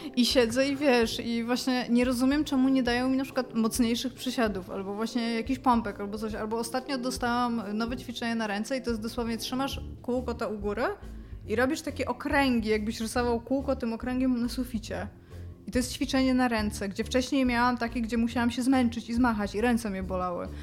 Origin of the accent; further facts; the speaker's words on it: Elbląg, Warmian-Masurian Voivodeship, Poland; moved away as an adult; miałam 20 lat, wyjechałam z Elbląga